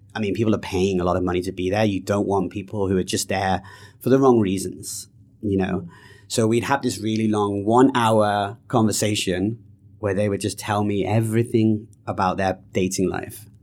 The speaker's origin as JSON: {"language": "English", "country": "United Kingdom", "also_born_or_lived": "Canada", "moved": "yes", "said": "I'm British"}